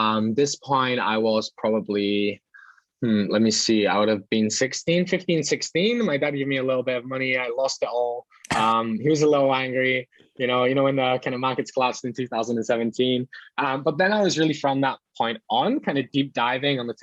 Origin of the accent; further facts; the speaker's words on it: United Kingdom; moved away as an adult; I'm from the UK, but I kind of travel full time, like perpetual travel.